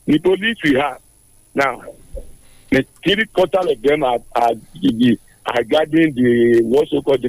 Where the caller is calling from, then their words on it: Illinois, United States; I'm calling from Irakari, Illinois.